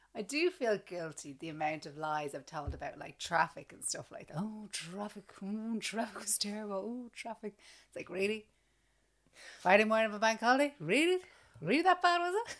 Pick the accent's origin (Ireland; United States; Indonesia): Ireland; growing up in Ireland